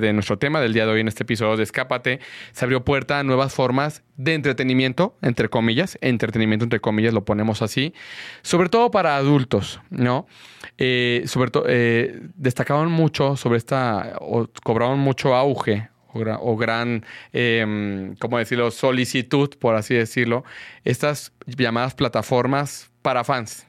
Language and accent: Spanish; Guadalajara, Jalisco, Mexico; yo soy de Guadalajara